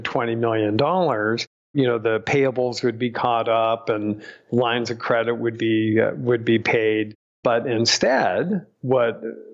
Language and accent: English; Southern California, United States; also born or lived in Rhode Island; I was born in Rhode Island, but pretty much raised in California, in Southern California.